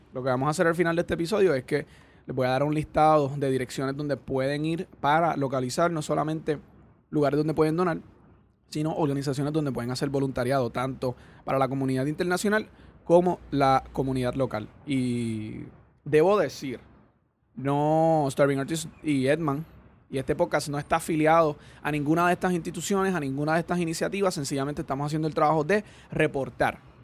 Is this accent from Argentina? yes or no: no; Puerto Rico; nosotros tenemos como puertorriqueños